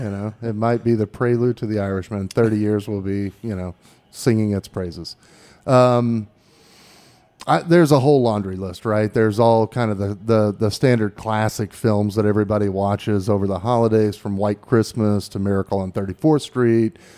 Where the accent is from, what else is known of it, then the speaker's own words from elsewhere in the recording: Midwest, United States; moved away as an adult; also born or lived in Los Angeles; I grew up in the Midwest.